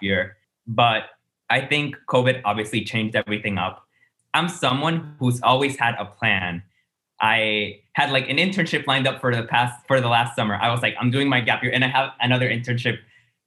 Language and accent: English; San Juan, Puerto Rico; I'm from San Juan, Puerto Rico, the island's capital